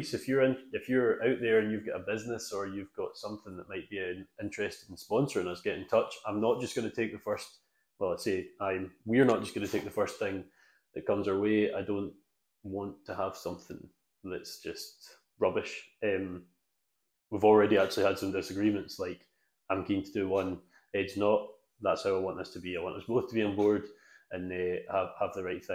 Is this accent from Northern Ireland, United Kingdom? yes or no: no; Isle of Arran, Scotland, United Kingdom; moved away; I was brought up on the Isle of Arran.